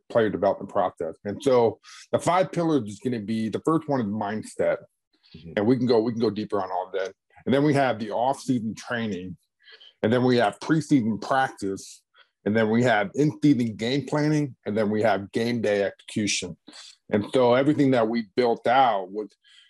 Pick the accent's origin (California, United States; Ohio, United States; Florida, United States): Florida, United States; Clearwater; moved away as an adult; also born or lived in Oklahoma; I grew up in Clearwater, Florida